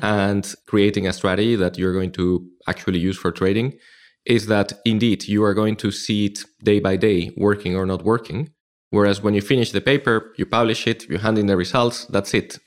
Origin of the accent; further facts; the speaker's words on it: Madrid, Community of Madrid, Spain; moved away as an adult; also born or lived in Frankfurt; now in London, United Kingdom; I started in Madrid, my hometown in Spain